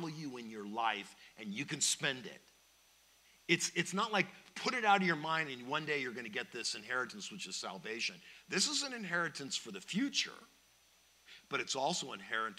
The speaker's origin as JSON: {"language": "English", "town": "Palos Verdes", "region": "California", "country": "United States", "said": "I'm from Palos Verdes"}